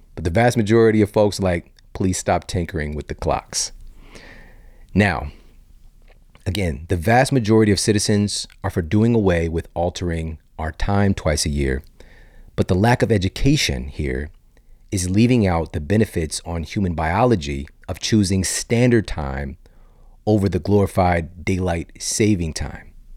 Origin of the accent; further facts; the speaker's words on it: St. Louis, Missouri, United States; also born or lived in Ferguson, Missouri; growing up in South City, Saint Louis, East Saint Louis, Ferguson, Missouri